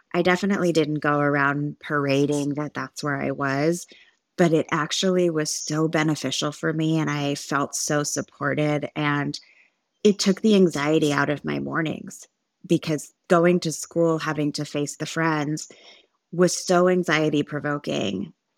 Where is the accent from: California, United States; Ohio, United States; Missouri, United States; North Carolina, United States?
California, United States; Santa Monica; moved away as an adult; also born or lived in Orange County, California; now in Dallas, United States; I was born in Los Angeles, California, and I was raised there until I moved to Orange County in two thousand twelve